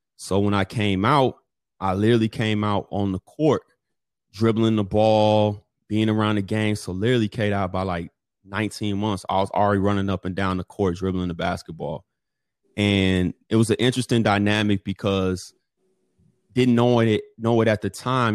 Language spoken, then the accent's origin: English; Chicago, Illinois, United States; I grew up technically always on the East Side. So the East Side of Chicago, for those of us that's from Chicago